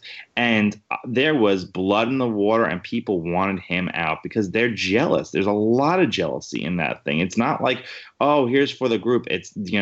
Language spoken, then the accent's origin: English; New York City, New York, United States; I'm born and raised Queens